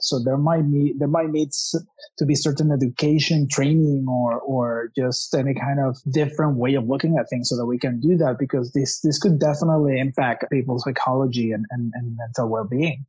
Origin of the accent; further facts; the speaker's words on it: Mexico City, Mexico; I come from Mexico City